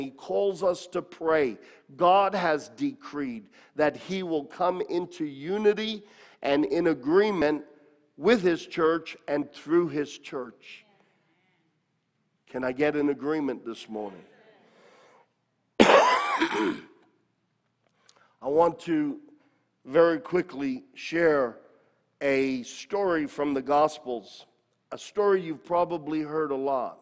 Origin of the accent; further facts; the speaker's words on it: United States; I am a Christian who happens to be an American